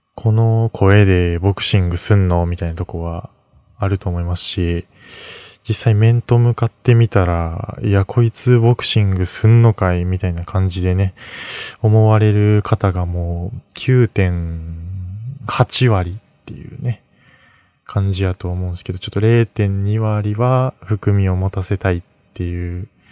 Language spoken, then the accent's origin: Japanese; Mie, Japan; moved away as an adult; now in Tokyo, Japan; 出身は三重県